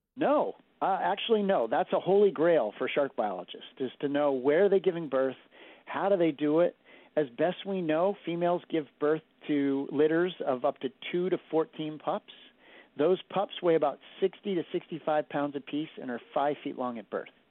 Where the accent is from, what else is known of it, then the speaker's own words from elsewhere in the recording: Martha's Vineyard, Massachusetts, United States; moved away; I grew up on Martha's Vineyard, and my whole time growing up there